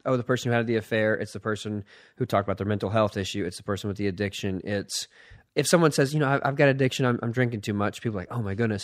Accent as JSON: {"language": "English", "town": "Philadelphia", "region": "Pennsylvania", "country": "United States", "tie": "born or raised there", "said": "I was born in Philadelphia"}